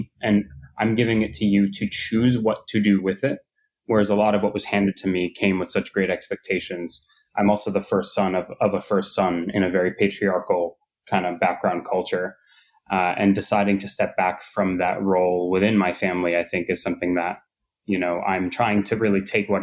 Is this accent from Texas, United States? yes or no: no; New York, United States; being a New Yorker and growing up in New York